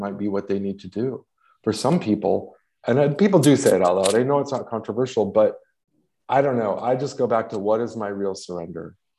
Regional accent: Los Angeles, California, United States; I'm from Los Angeles.

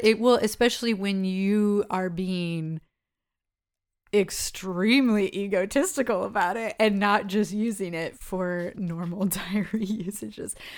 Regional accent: United States; I'm an American

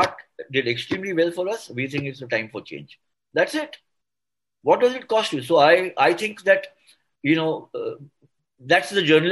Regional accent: India; I'm an Indian and I'm an Indian journalist

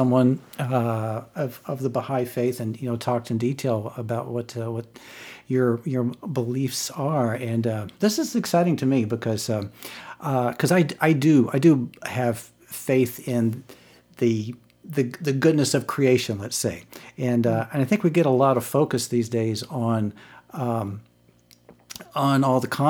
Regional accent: Virginia, United States; when I was growing up in Virginia

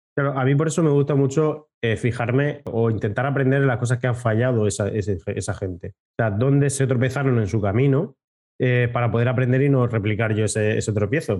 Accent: Region of Murcia, Spain; yo que soy más de Murcia que de la leche

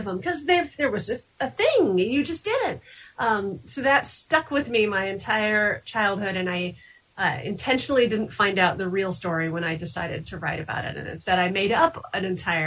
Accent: Kansas, United States; now in New Hampshire, United States; I live in New Hampshire now, even though I grew up in Kansas.

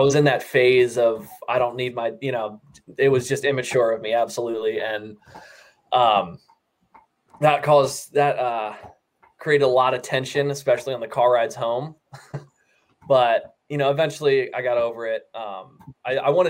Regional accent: York, Pennsylvania, United States; moved away; I'm from York, Pennsylvania

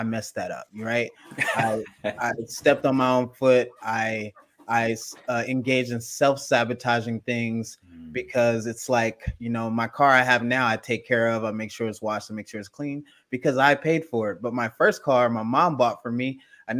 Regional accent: Gardena, California, United States; also born or lived in Los Angeles, California; I'm actually from Gardena, California, which is 2 minutes away from Compton, California, which is more famous

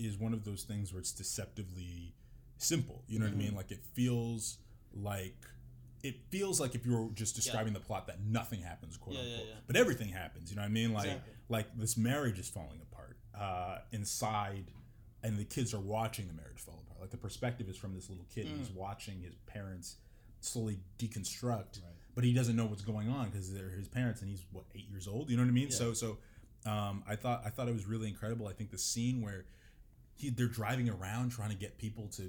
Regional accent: United States; I am American

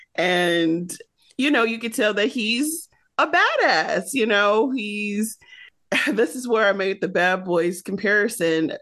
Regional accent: Michigan, United States; growing up in Michigan, you're either a Michigan fan or a Michigan State fan.

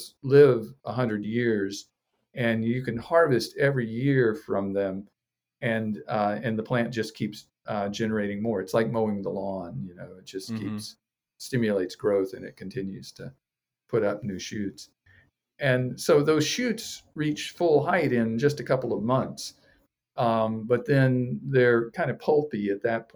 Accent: Florida, United States; moved away as an adult; now in Hawaii, United States; I'm from Florida originally, and I studied in Gainesville, University of Florida there.

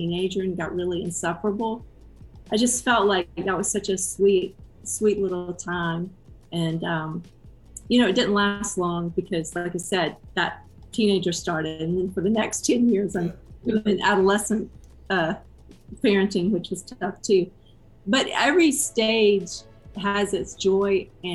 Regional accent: Georgia, United States; now in Austin, United States; I grew up in Georgia

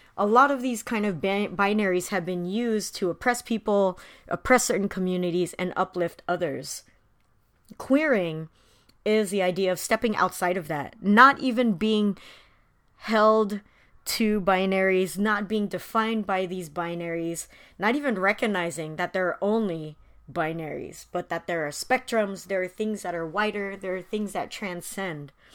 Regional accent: Philippines; as a Filipino

